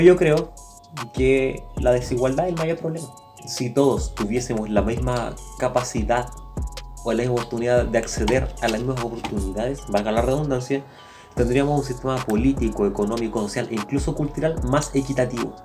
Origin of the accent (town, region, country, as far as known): Chile